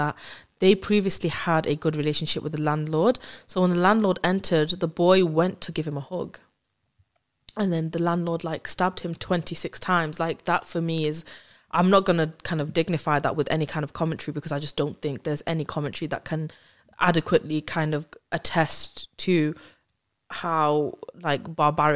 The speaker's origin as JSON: {"language": "English", "country": "United Kingdom", "said": "me as a British Muslim"}